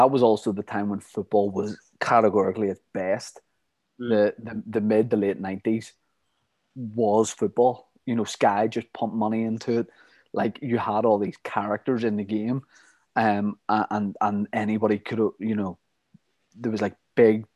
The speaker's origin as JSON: {"language": "English", "country": "Ireland", "said": "we're from Ireland, we're United fans"}